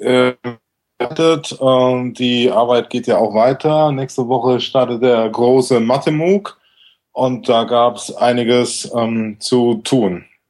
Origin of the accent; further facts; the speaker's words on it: Southern Germany, Germany; moved away; aus meiner Heimat in Süddeutschland